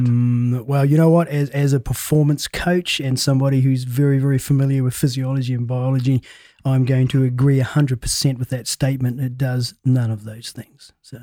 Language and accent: English; New Zealand; I come from a big family of seven and I'm a New Zealander